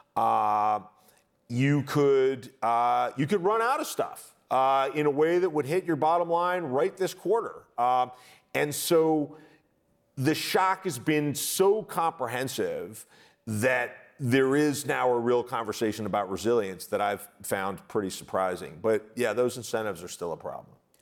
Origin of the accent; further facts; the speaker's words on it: United States; conditioned as an American